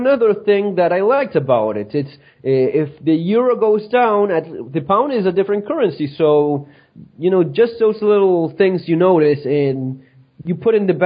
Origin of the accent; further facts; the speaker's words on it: Argentina; moved away as an adult; now in Northern Ireland, United Kingdom; I left a place where I was born